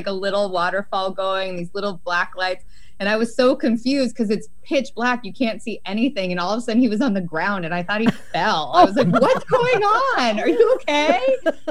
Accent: Salem, Oregon, United States; now in Portland, United States; I grew up in Salem, in South Salem, out in the country, which is near Enchanted Forest

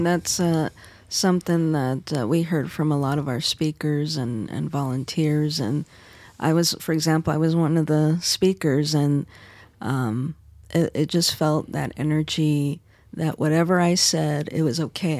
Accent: Arizona, United States; in my home state, Arizona

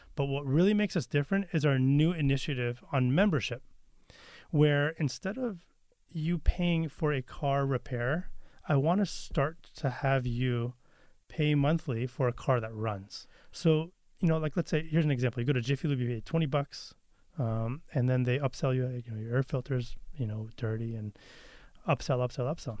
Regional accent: Beaverton, Oregon, United States; also born or lived in Santa Cruz, California; I grew up in Beaverton

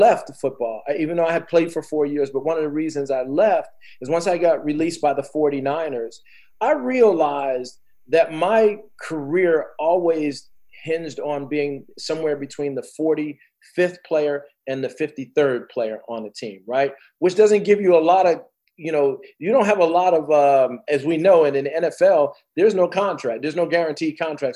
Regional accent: New Jersey, United States; I played in New Jersey. I'm from Jersey

